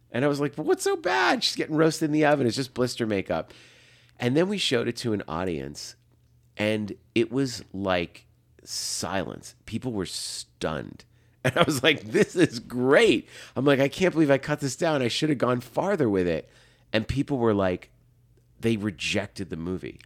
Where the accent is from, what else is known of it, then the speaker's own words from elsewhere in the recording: Massachusetts, United States; That was us growing up in Massachusetts